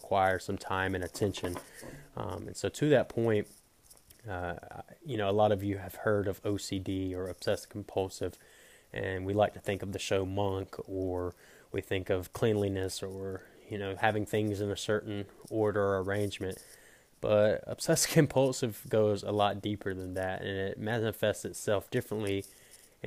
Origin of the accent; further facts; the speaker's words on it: Pinetops, North Carolina, United States; I am from Pine Tops, North Carolina. Pine Tops is a very small town in Edgecombe County